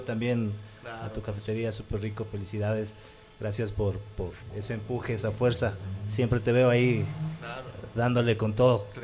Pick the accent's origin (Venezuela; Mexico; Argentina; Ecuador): Ecuador; Ambato, Tungurahua; los ambateños tenemos una cualidad para la escritura